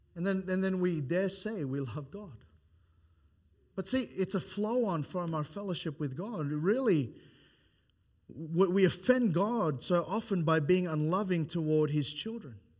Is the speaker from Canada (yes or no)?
no; Philippines; now in Australia; I am Philippine Islands